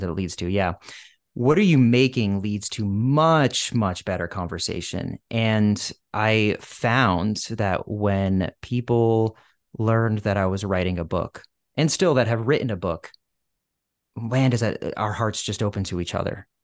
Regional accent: outside Boston, Massachusetts, United States; moved away as an adult; now in Los Angeles, United States; a Bostonian, where I had li, I had lived for ten years and I grew up outside the city

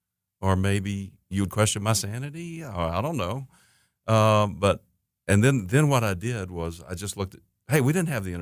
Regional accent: Hickory, North Carolina, United States; also born or lived in Anderson, South Carolina; I'm from Hickory, North Carolina

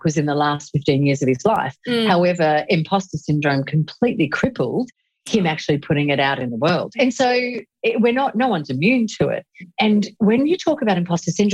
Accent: Australia; accent: Australian

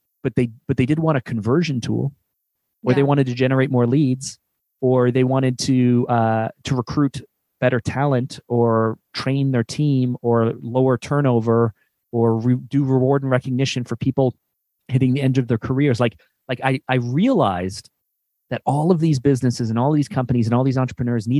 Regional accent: Canada; also born or lived in Toronto; I'm Canadian. We live in Toronto, which is kind of like the New York City of our country

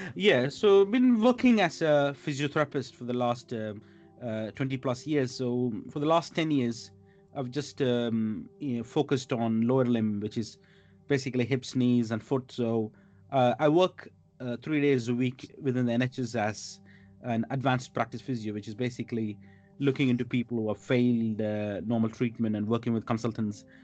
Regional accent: India; moved away as an adult; also born or lived in Middle East; now in London, United Kingdom; I grew up in India

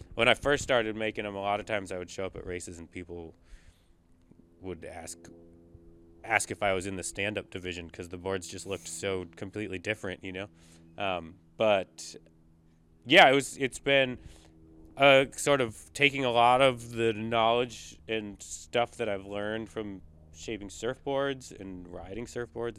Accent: Northern California, United States; growing up in Northern California

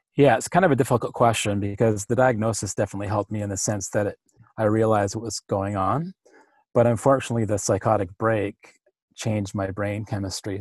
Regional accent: Powell River, British Columbia, Canada; in my hometown, which is Powell River

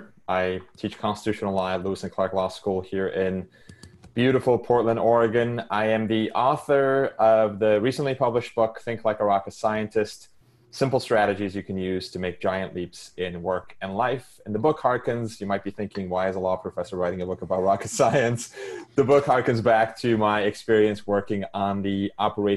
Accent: Istanbul, Turkey; English is a second language; moved away as an adult; I was born and raised in Istanbul, Turkey. I lived there until I was 17.

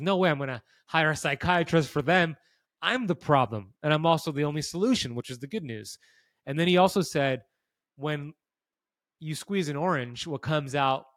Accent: United States; I grew up here in America, and I ate a standard American diet

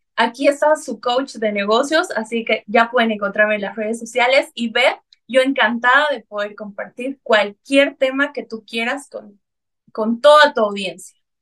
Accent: Bolivia; tengo ahora en mi país una línea de cosmética natural llamada Bioc, cosmética natural, y armé la primera red de mercadeo en Bolivia

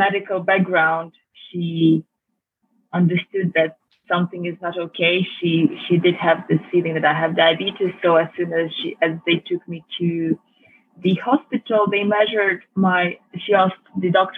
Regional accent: Budapest, Hungary; now in London, United Kingdom; I was born and raised in Budapest, Hungary

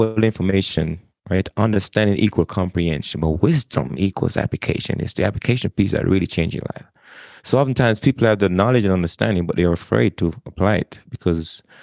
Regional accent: Jamaica; moved away as an adult; now in United States; I was born and raised in Jamaica.

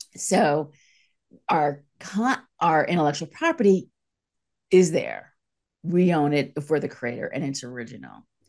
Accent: East Coast, United States; moved away as an adult; also born or lived in San Francisco / Los Angeles; I'm from the East Coast

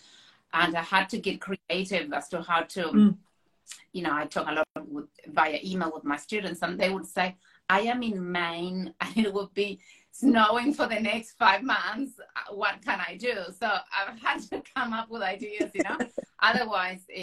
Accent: Buenos Aires, Argentina; moved away as an adult; now in North Island, New Zealand; I grew up in Buenos Aires, which is a little bit of a concrete jungle

